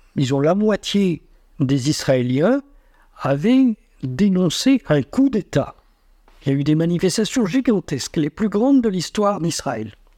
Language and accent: French; France; nous, en tant que Français